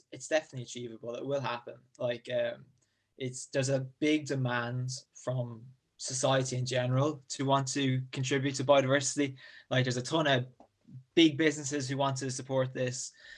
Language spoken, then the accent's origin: English; near Drogheda, County Louth, Ireland; I'm from County Louth, smallest county in Ireland in the northeast, about half an hour north of Dublin, roughly, near the town of Drogheda.